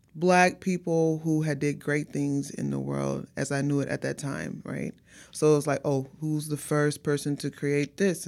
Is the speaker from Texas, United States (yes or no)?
yes; Houston, Texas, United States; born and raised out here in Houston